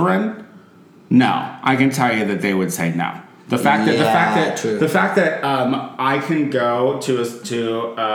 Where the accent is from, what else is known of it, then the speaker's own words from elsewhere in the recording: Chicago, Illinois, United States; now in Los Angeles, United States; I represented Chicago, so I was like, I'm from Chicago